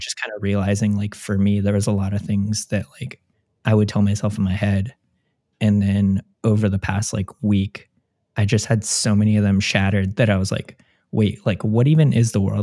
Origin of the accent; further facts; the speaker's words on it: Orange County, California, United States; moved away as an adult; now in Columbus, United States; growing up in Orange County